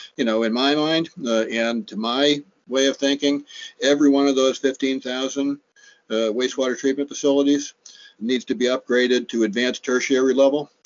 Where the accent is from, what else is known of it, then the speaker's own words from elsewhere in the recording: Cape Cod, Massachusetts, United States; I'm a native Cape Codder. I was born uh, at the Cape Cod Hospital, uh, just uh, a few yards from where I, I grew up on Lewis Bay